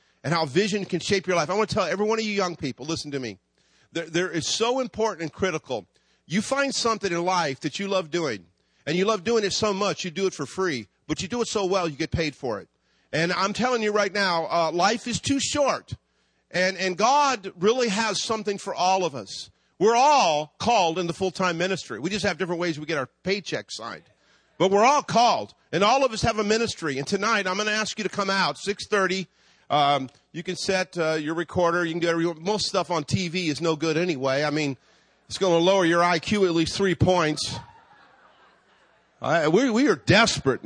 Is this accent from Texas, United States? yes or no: no; Hayward, California, United States; also born or lived in Virginia; We moved from Virginia to California. We landed in Hayward. I grew up in Hayward